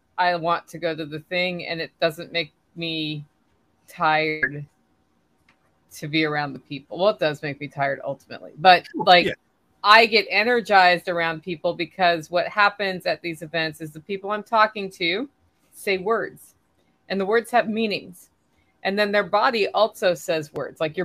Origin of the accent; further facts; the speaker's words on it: Portland, Oregon, United States; moved away; I grew up in Portland, Oregon area.